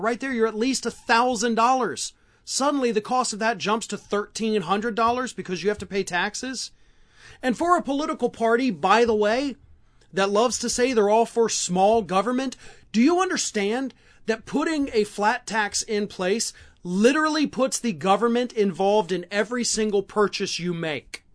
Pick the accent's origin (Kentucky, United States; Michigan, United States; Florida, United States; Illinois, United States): Florida, United States; my home state of Florida